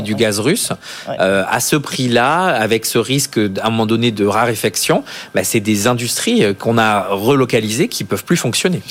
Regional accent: south-west France, France; je viens du Sud-Ouest

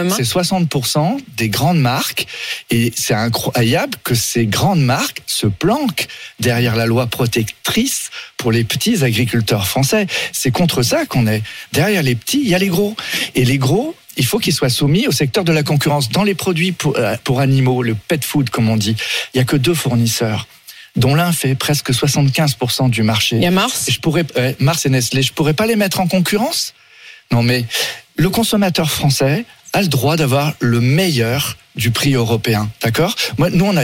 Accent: France; Mais par contre, moi, je suis français de l'étape. Hein. Je, je veux privilégier les produits français

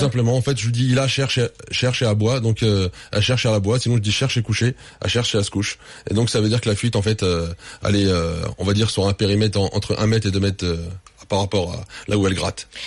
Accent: France; je suis français

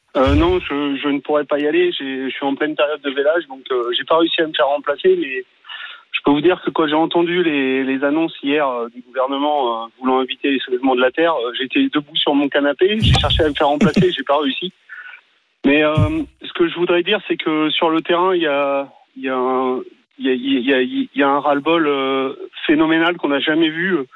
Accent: Paris, Île-de-France, France; moved away

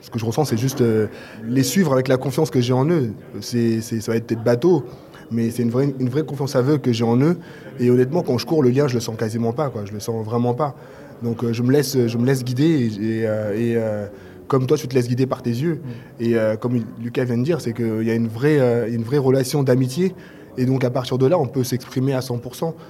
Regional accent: Paris, Île-de-France, France; ici chez moi à Paris

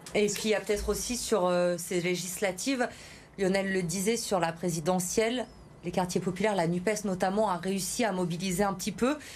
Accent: Auvergne-Rhône-Alpes, France; chez nous dans le Rhône

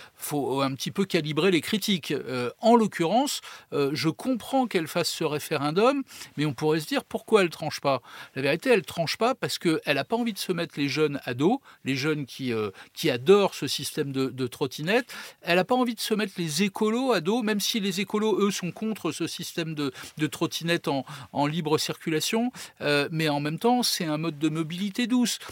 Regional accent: Paris, Île-de-France, France; Je suis parisien, je vis à Paris.

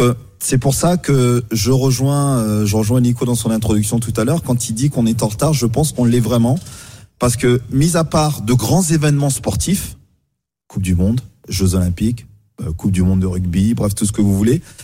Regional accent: France; c'est quand même chez nous en France où on vient

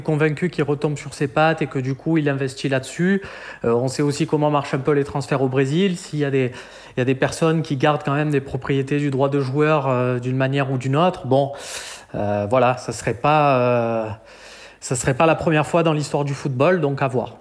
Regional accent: Marseille, Provence-Alpes-Côte d'Azur, France; en tant que Marseillais, je suis né à quelques mètres de chez lui

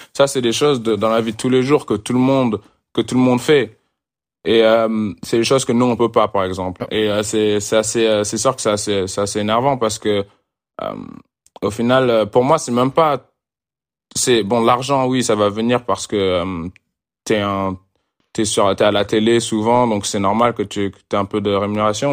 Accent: France; moved away; en tant que Français

